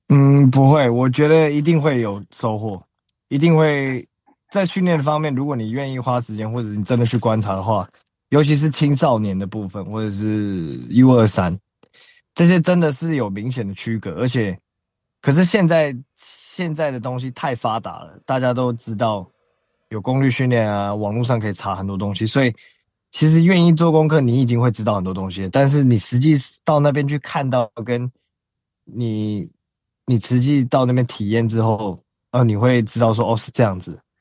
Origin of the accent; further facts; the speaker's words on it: Taiwan; 我大概七，七岁前后就已经在台湾了